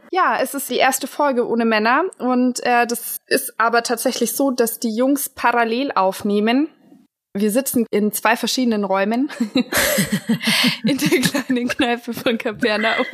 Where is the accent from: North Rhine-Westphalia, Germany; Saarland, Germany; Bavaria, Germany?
Bavaria, Germany; Augsburg; ich komme halt auch aus Augsburg, also aus der Innenstadt